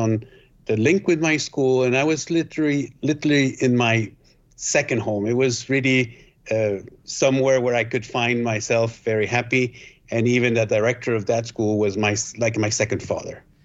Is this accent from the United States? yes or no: no; Switzerland; also born or lived in Guatemala; I was born in Guatemala, but raised in Switzerland.